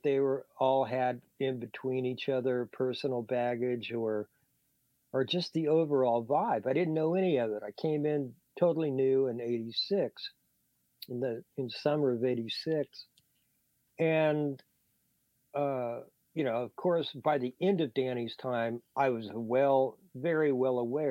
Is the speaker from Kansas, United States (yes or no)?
yes; Manhattan, Kansas, United States; moved away; I grew up in Kansas on farms